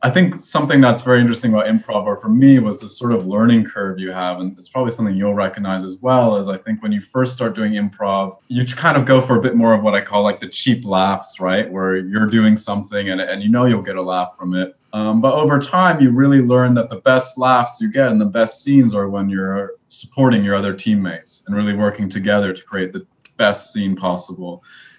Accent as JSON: {"language": "English", "town": "Mendocino", "region": "California", "country": "United States", "tie": "born or raised there", "said": "I grew up mostly in Mendocino. My dad is a filmmaker, and my mom, yeah, is Italian, so we have had a bilingual household growing up."}